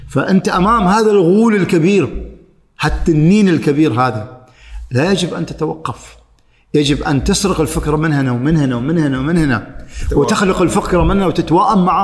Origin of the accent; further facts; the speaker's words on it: Oman; انا عماني رايح هناك تراني انا العماني